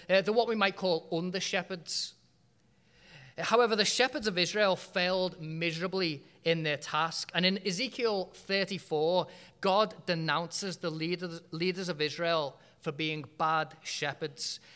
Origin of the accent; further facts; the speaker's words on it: United Kingdom; moved away as an adult; I was born and bred in Britain